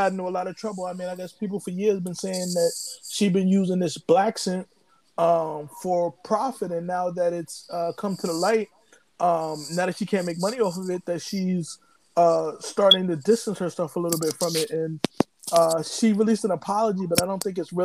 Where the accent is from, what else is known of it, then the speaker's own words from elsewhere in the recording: United States; I'm from the United States